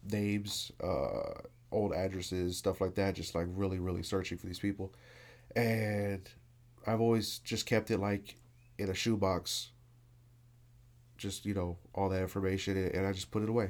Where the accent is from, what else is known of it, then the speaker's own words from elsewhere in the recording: Miami, Florida, United States; Miami, Florida. I grew up in a neighborhood called Cutler Ridge